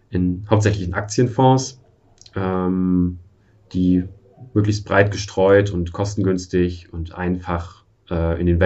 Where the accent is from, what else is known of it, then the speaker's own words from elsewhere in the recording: Germany; born there; Ich bin in der DDR noch geboren und aufgewachsen äh, nicht aufgewachsen